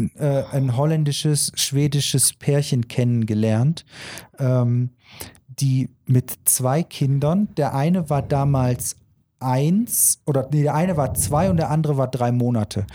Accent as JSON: {"language": "German", "country": "Germany", "said": "bei uns in Deutschland"}